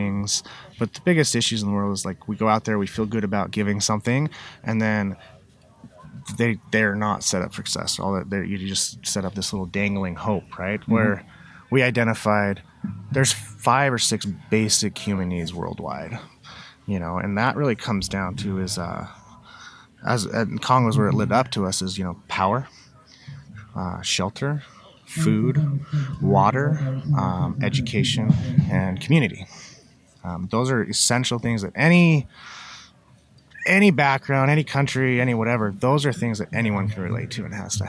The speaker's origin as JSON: {"language": "English", "region": "Utah", "country": "United States", "tie": "born or raised there", "said": "I grew up in a big family in Utah"}